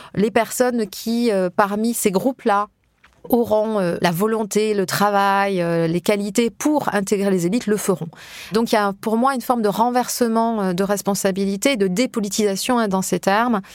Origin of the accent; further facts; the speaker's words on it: Hautes-Pyrénées, Occitania, France; moved away; je suis des, des Hautes-Pyrénées, dans un petit village euh, de pré-montagne